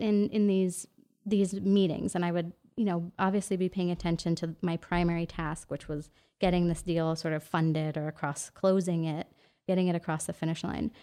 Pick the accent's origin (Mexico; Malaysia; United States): United States; New York City, New York; moved away as an adult; now in Los Angeles, United States; I'm from New York, like New York City, born and raised